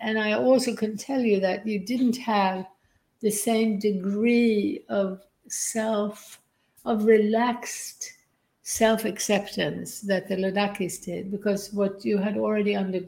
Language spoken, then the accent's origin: English; Sweden; now in Byron Bay, Australia; I grew up in Sweden in a nuclear family